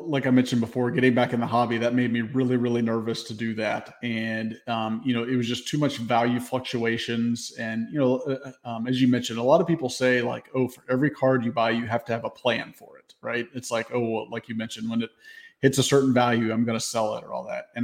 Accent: Memphis, Tennessee, United States; I grew up in Memphis.

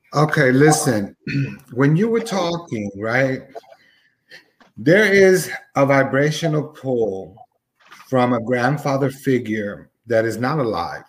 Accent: Newark, New Jersey, United States; I was growing up in Newark, uh, New Jersey

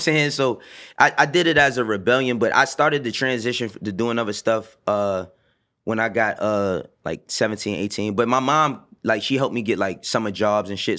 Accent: New York City, New York, United States; also born or lived in the Bronx; growing up in Harlem

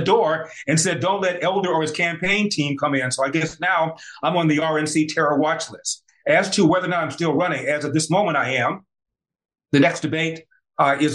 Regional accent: Los Angeles, California, United States; I was raised in South Central Los Angeles

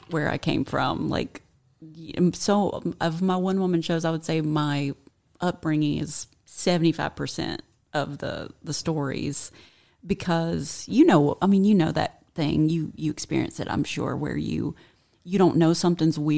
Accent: South Carolina, United States; I was born and raised in South Carolina, and it was like the. I've really fought to get rid of it.

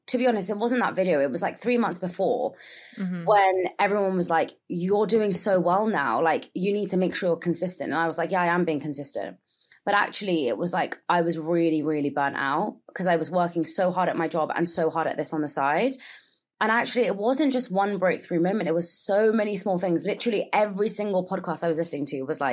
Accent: London, United Kingdom; first language Gujarati; English is a second language; I am. I was born and raised here.

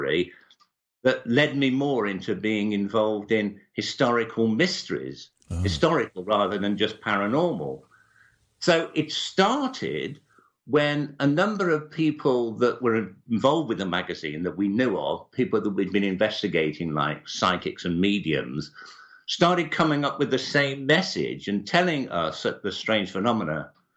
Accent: Birmingham, West Midlands, United Kingdom; moved away; I came from Birmingham

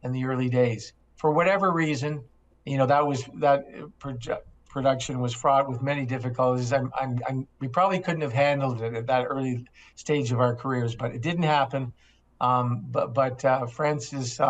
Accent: Toronto, Ontario, Canada; I was a kid growing up in Toronto

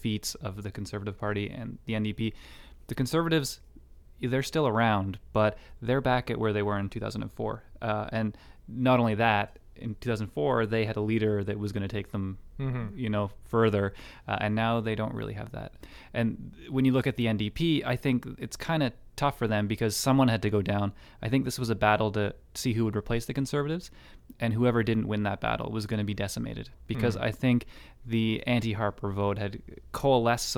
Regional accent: Halifax, Nova Scotia, Canada; now in Edmonton, Canada; I'm from Halifax

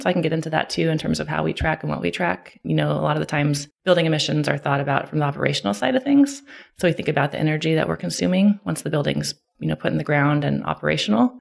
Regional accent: Clackamas, Oregon, United States; I grew up in Oregon, Clackamas, Oregon, which is a suburb of Portland

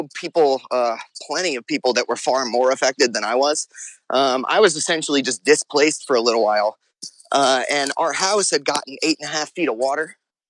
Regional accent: New Orleans, Louisiana, United States; Oh, no, born and raised. I haven't really lived anywhere else.

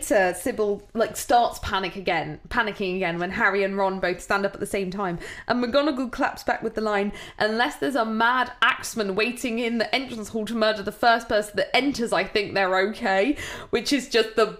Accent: United Kingdom; we're British

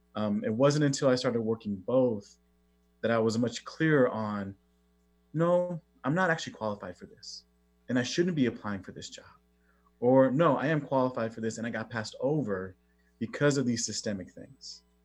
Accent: Oxnard, California, United States; I grew up in Southern California, a place called Oxnard

